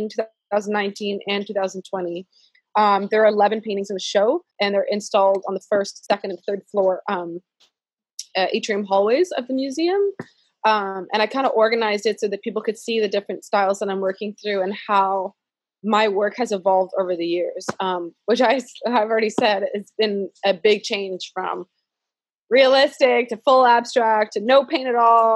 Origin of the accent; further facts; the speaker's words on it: Canada; also born or lived in San Francisco Bay Area, California; now in Charlotte, United States; as an immigrant, as a Canadian living in the US